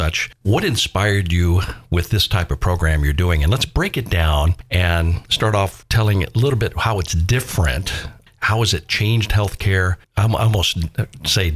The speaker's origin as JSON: {"language": "English", "region": "Florida", "country": "United States", "moved": "yes", "said": "we're from Florida as well"}